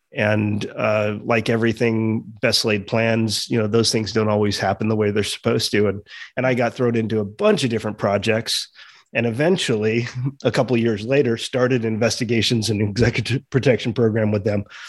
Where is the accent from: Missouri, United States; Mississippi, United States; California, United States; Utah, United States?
California, United States; Los Angeles; I grew up in Los Angeles in kind of a, a Hollywood family